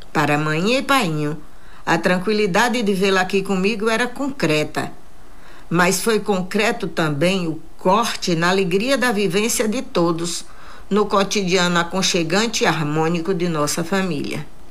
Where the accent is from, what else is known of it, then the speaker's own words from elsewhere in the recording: Jacobina, Bahia, Brazil; estar em minha terra